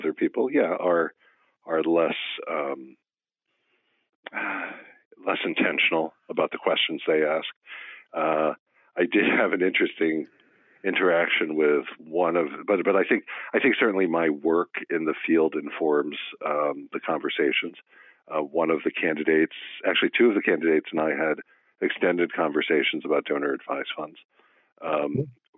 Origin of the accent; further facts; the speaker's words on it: northeastern Connecticut, United States; now in New Hampshire, United States; I grew up in northeastern Connecticut.